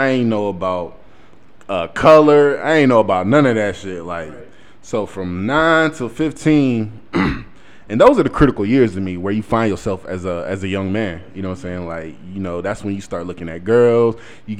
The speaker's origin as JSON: {"language": "English", "region": "North Carolina", "country": "United States", "tie": "born or raised there", "also_born_or_lived": "Mississippi", "said": "I was born in North Carolina, and from the age of 1 to 9, I lived in North Carolina, and then from 9 till 15, I lived in Mississippi."}